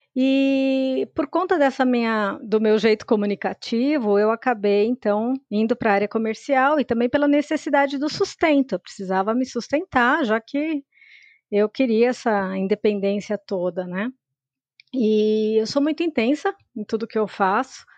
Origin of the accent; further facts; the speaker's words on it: São Paulo, Brazil; Eu sou de São Paulo. A minha família veio do interior do estado e se estabeleceu aqui em São Paulo mesmo